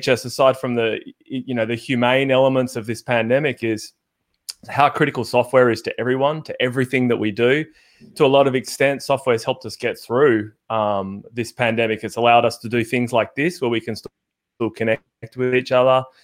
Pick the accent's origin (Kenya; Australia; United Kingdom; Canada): Australia; Perth, Western Australia; now in Melbourne, Australia; I'm from Perth